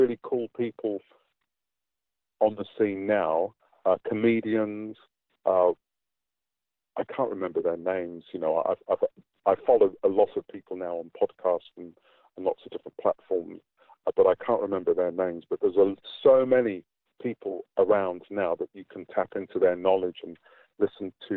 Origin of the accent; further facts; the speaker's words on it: England, United Kingdom; moved away as an adult; now in New Zealand; I grew up in Britain as part of the black British community, and that was what my identity was.